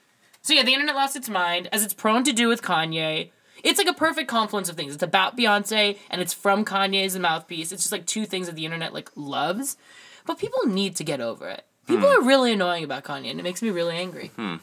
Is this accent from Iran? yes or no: no; United Kingdom; As a British vocalist. There's only going to be one, and now he took it.